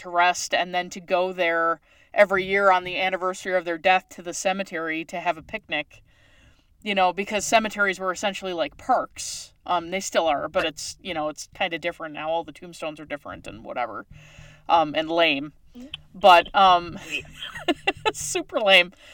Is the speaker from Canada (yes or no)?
yes; Newfoundland and Labrador, Canada; moved away; I'm originally from Newfoundland, Canada